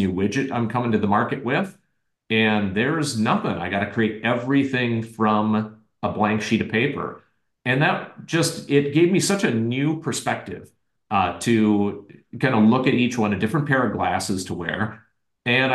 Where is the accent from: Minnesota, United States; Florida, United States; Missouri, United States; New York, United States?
Minnesota, United States; where I grew up in Minnesota